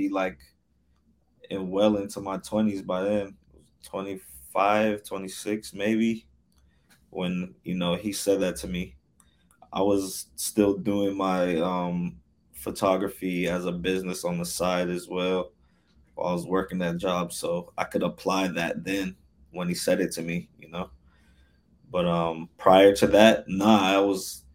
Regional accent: Newark, New Jersey, United States; also born or lived in Irvington, New Jersey / Orange, New Jersey; I grew up in Newark and Irvington

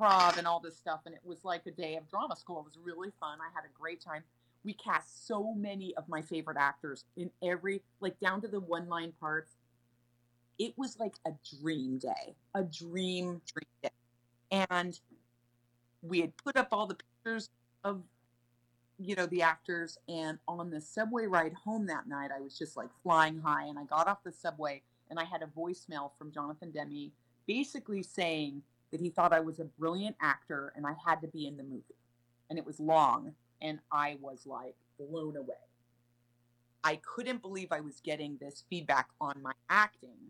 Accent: Sacramento, California, United States; I'm from Sacramento. No one in my family is in the arts

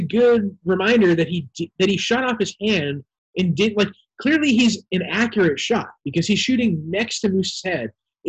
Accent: New Hampshire, United States; I'm from New Hampshire.

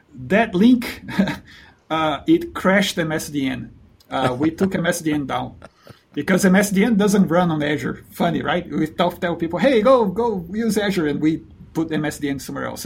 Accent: Brazil; moved away as an adult; also born or lived in New Zealand; I'm originally from Brazil

